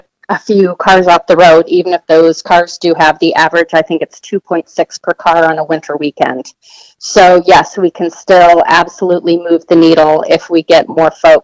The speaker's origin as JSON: {"language": "English", "area": "Front Range", "region": "Colorado", "country": "United States", "tie": "born or raised there", "said": "I grew up on the Front Range, so I've certainly spent a lot of time driving back and forth between the Denver metro area and the mountains."}